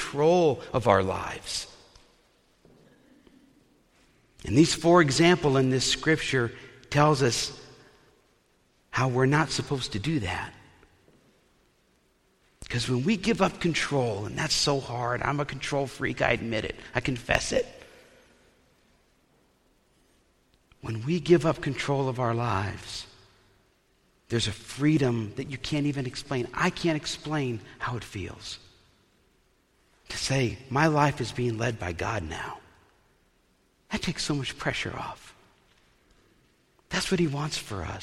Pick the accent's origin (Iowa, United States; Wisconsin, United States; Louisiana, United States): Iowa, United States; Eastern; we're all from Eastern Iowa, and you're a Cubs fan if you're from Eastern Iowa.